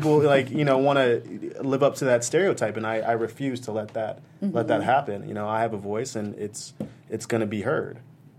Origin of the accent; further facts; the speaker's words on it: Japan; Well, I grew up overseas in Japan, and I only had a couple TV shows to watch